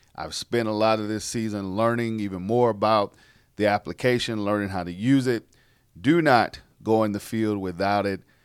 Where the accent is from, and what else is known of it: South Carolina, United States; born or raised there